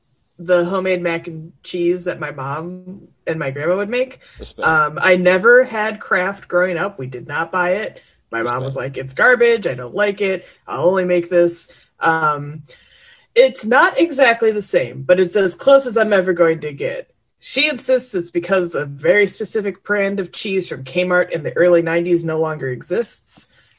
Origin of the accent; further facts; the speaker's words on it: Michigan, United States; We're from Michigan.